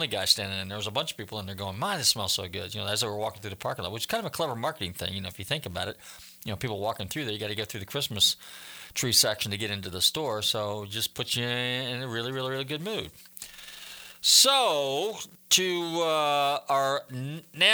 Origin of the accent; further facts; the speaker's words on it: Northern California, United States; moved away; I was a kid and I was growing up in Northern California